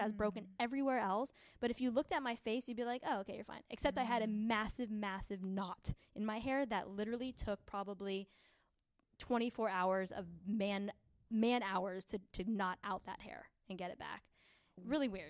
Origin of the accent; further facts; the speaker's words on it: San Diego, California, United States; we're from San Diego